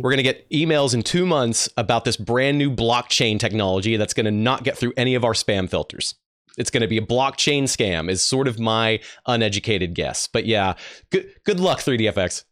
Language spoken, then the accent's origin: English; Dallas, Texas, United States; I was raised in Dallas, Texas